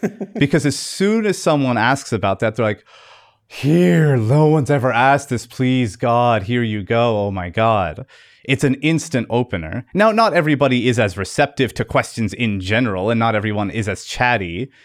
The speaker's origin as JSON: {"language": "English", "town": "Fredericton", "region": "New Brunswick", "country": "Canada", "said": "I'm from Fredericton, New Brunswick, Canada"}